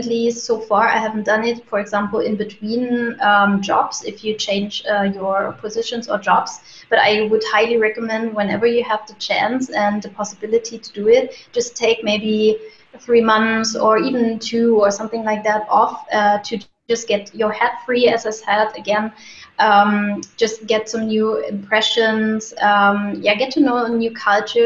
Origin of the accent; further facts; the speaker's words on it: Germany; now in Munich, Germany; I'm from Germany, originally from a city closer to Berlin, but I moved to Munich, and since then I'm actually living here